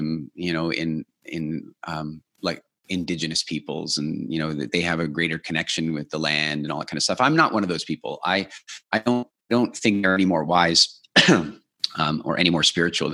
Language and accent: English; South Africa; moved away; I was born in South Africa